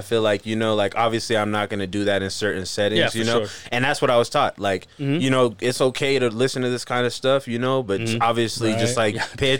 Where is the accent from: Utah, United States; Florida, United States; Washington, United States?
Utah, United States; I grew up in Utah. Right. All my family's from, like, California